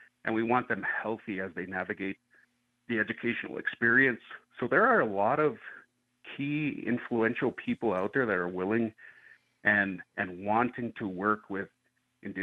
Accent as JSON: {"language": "English", "region": "Northern Plains", "country": "United States", "moved": "yes", "lives_now": "Albuquerque, United States", "said": "I come from the Northern Plains area"}